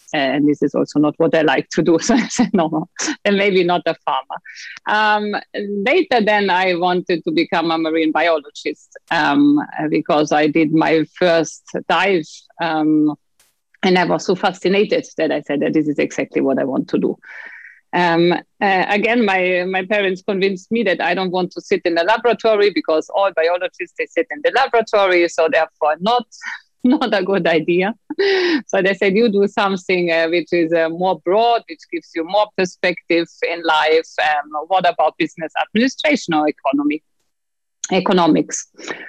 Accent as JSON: {"language": "English", "region": "Bavaria", "country": "Germany", "tie": "born or raised there", "also_born_or_lived": "Austria", "said": "But I grew up half in the city, half in the mountains, in between Bavaria and Austri"}